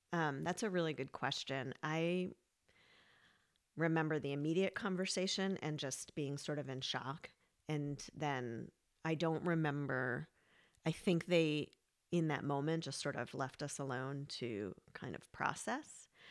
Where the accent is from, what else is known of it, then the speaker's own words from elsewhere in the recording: New York, United States; now in Vermont, United States; I'm from New York